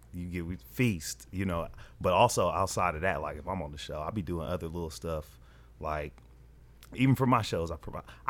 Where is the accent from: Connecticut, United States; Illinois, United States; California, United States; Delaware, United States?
California, United States; the Bay Area; now in Los Angeles, United States; I'm from the Bay